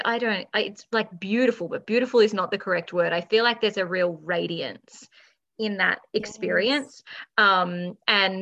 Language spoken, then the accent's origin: English; Australia; I'm just Australian